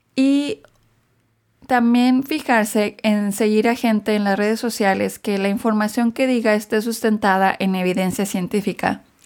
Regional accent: Mexico; now in United States; yo crecí en México

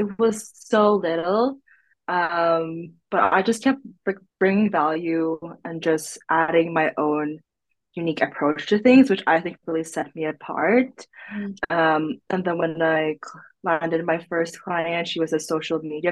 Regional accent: Philippines; moved away as an adult; now in Sweden; I was born in the Philippines, basically, and then I moved to Sweden in October 2020.

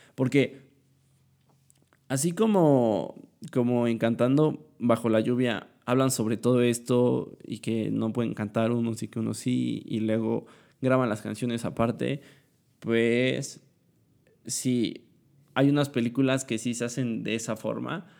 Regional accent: Puebla, Mexico; Soy de Puebla.

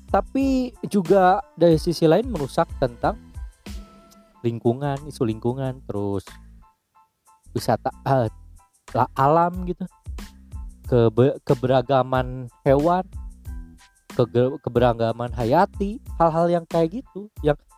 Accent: West Bandung Regency, West Java, Indonesia; dari daerah gua Kabupaten Bandung Barat pengen dibangun seperti daerah utara gitu

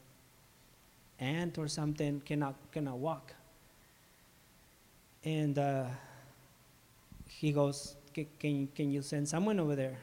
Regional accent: Ciudad Juárez, Chihuahua, Mexico; now in Chihuahua, Mexico; I'm from Mexico. I was born and raised in Juarez

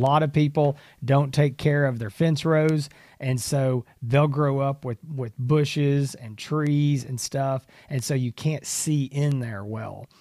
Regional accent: Texas, United States; As a Texan

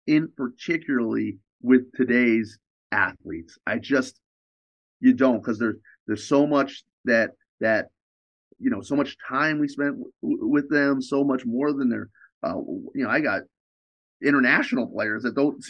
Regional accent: New York, United States; I'm from New York

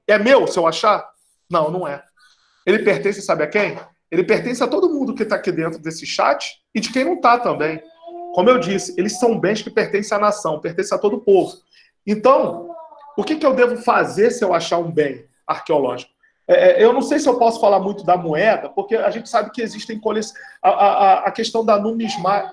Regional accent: Rio de Janeiro, Brazil; moved away as an adult; also born or lived in Amazon; eu sou carioca, sou aí do Rio de Janeiro, cresci no subúrbio do Rio de Janeiro

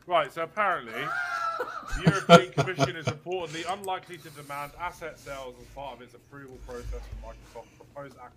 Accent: United Kingdom; we're British

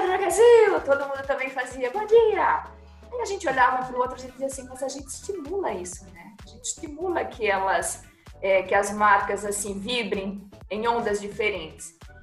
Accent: Pernambuco, Brazil; eu sou pernambucana é, e gosto dessas minhas raízes

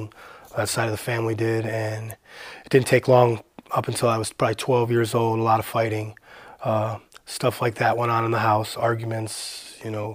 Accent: Parma, Ohio, United States; also born or lived in Cleveland, Ohio; I was born in Cleveland. I grew up in Parma, Ohio

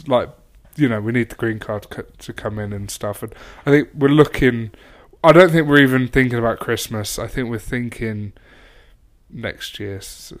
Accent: England, United Kingdom; now in United States; we've moved over here, and then we both happen to go home to England

